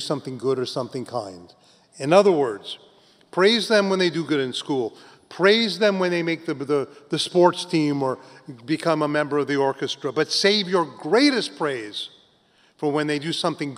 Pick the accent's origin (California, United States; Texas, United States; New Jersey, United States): California, United States; also born or lived in New York; I was living here in New York, but I grew up in California, then went back.